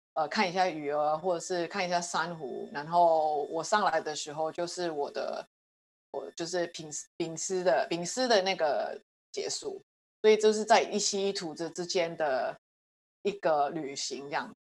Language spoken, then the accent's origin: Chinese; Hong Kong; also born or lived in United States; now in Taiwan; 我在香港出生，呃，之后后来就在美国住了大概十几年，然后最近的五年在台湾